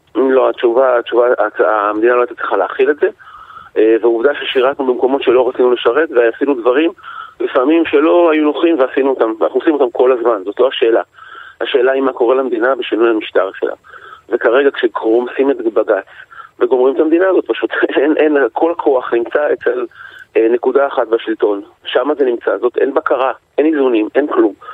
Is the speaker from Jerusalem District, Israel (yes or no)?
no; Yavne, Central District, Israel; אני גדלתי ביבנה